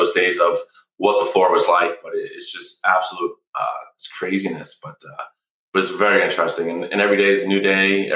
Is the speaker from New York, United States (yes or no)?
yes; New York, United States; moved away as an adult; also born or lived in New England / Malibu, California; I grew up in the Northeast in New York.